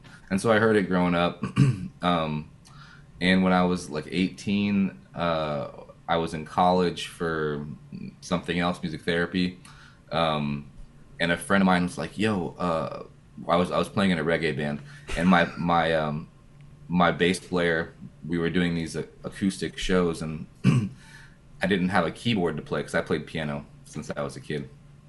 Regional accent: Arizona, United States; moved away; where I was growing up in Arizona. But my dad is from Brazil. My mom's American.

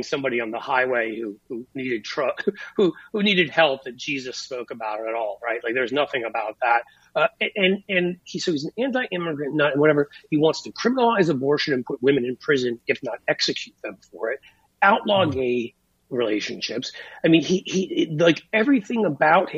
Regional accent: New York, United States; I went to an Episcopalian school for 10 years, growing up in New York

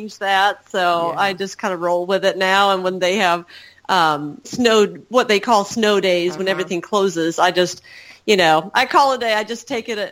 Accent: Sweden; moved away as an adult; now in United States; the early childhood that I was used to in Sweden, where I grew up

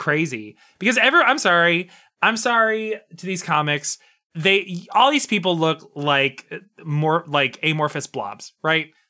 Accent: Montana, United States; born or raised there

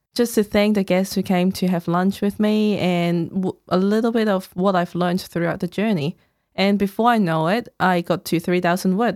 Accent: Hong Kong; English is a second language; moved away as an adult; now in Melbourne, Australia; I was born in Hong Kong, came here about thirteen years ago

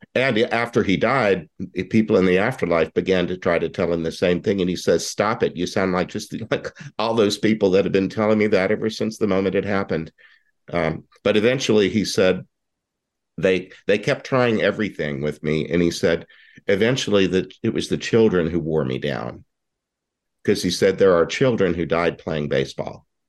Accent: Houston, Texas, United States; now in Tucson, United States; you and I are both from Texas. I don't live there anymore, but when the Houston when the Houston Colt 45s came to town in 1962, I was six years old

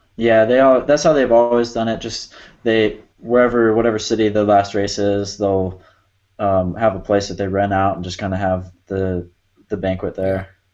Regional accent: Arizona, United States; growing up in Arizona, we got a lot of sand

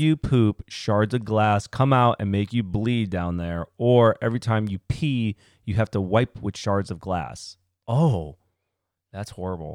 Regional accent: United States; Born in the same country. America, baby.

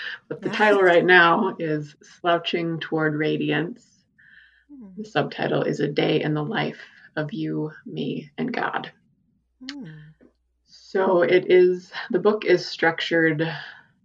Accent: South Dakota, United States; growing up in South Dakota, my relationship with the prairie, the Great Plains

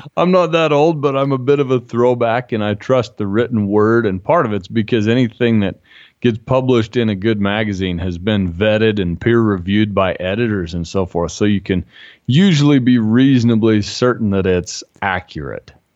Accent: Utah, United States; I'm from Utah

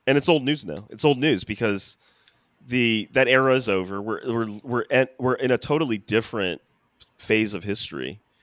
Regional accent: United States; as an American

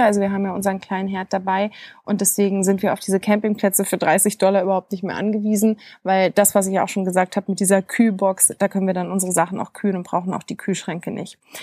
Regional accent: Germany; bei uns in Deutschland

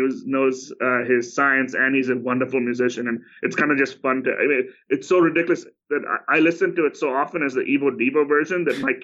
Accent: India; moved away; I grew up in India.

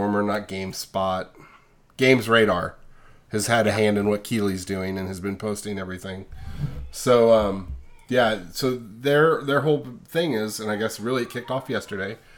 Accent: California, United States; growing up in California

